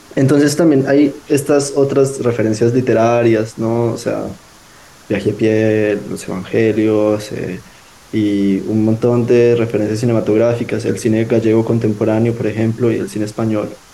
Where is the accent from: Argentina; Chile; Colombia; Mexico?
Colombia; Manizales, Caldas; moved away; Yo soy de Manizales